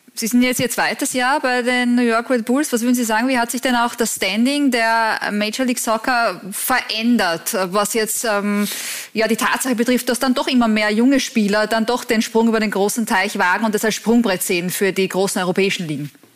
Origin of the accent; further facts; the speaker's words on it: Austria; bei uns in Österreich